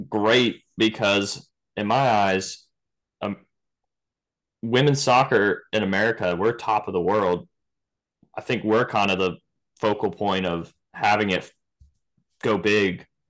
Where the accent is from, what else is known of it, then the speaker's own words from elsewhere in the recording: Virginia, United States; now in Florida, United States; I grew up in Virginia, um, played for the same club pretty much my whole life